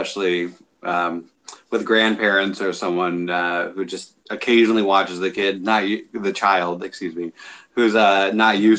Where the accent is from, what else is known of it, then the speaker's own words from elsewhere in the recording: San Jose, California, United States; born there; I was born in Northern California in San Jose, mm-hmm.